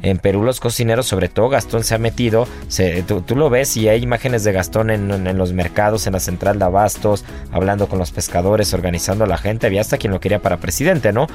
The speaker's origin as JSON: {"language": "Spanish", "country": "Mexico"}